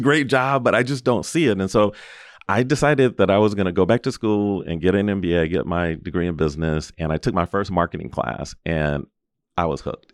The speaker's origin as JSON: {"language": "English", "town": "Los Angeles", "region": "California", "country": "United States", "tie": "born or raised there", "said": "I was born and raised in Los Angeles in Southern California"}